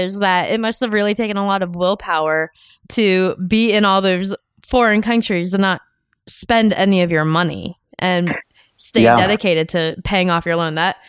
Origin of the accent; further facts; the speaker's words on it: Tampa, Florida, United States; I'm from Tampa